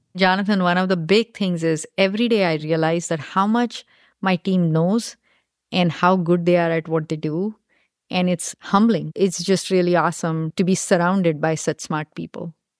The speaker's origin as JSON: {"language": "English", "country": "India", "tie": "born or raised there", "moved": "as an adult", "lives_now": "United States", "said": "I grew up in India and did my undergrad in India, and then I came here to do my graduate school"}